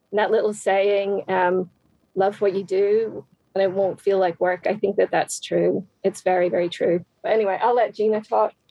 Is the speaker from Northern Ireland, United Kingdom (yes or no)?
yes; Northern Ireland, United Kingdom; moved away as an adult; now in United States; I'm originally from Northern Ireland